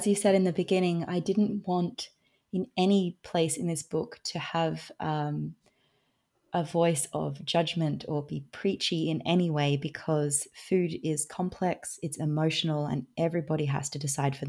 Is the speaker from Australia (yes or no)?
yes; Australia; now in Switzerland; I am Australian, but I live in Switzerland.